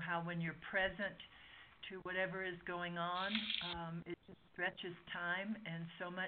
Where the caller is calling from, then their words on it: Ecuador; I'm calling in from Ecuador, so people need to be very patient with the technology.